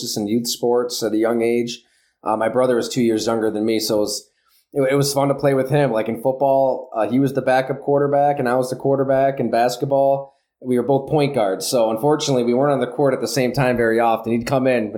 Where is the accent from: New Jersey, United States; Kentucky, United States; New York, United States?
New York, United States; Salamanca; moved away as an adult; also born or lived in Green Bay, Wisconsin / Buffalo; I grew up in the Southern Tier, Salamaca, went to school at Ellicottville